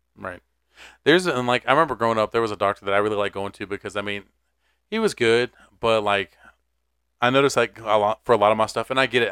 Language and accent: English; Garner, Raleigh area, North Carolina, United States; places from my hometown